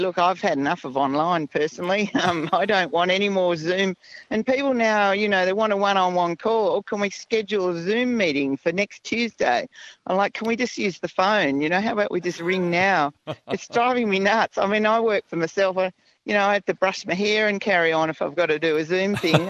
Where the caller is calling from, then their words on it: Sarina, Queensland, Australia; I'm ringing from Serena, and I'm on my way home from Beef Week.